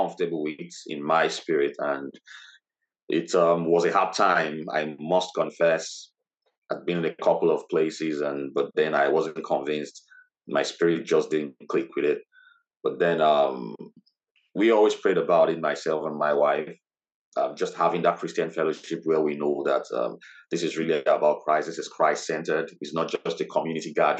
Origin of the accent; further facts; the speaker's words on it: Lagos, Nigeria; moved away as an adult; also born or lived in Ogun State, Nigeria; now in Middlesbrough, United Kingdom; I lived in Lagos State most of my life, but my state of origin is Ogun State, and I'm Yoruba by tradition